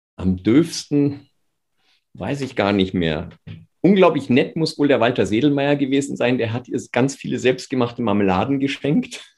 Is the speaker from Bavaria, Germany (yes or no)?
yes; Bavaria, Germany; als Bayer